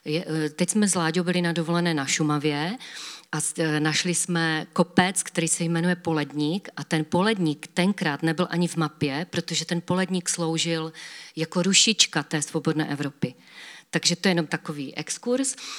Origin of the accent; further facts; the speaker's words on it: Havířov, Moravian-Silesian Region, Czechia; u nás v Havířově